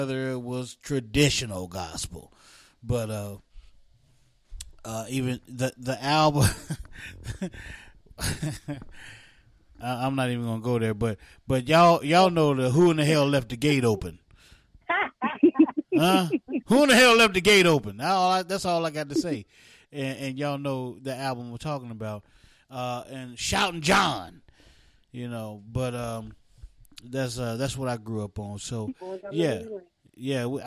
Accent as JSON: {"language": "English", "region": "West Virginia", "country": "United States", "tie": "born or raised there", "said": "we grew up in West Virginia"}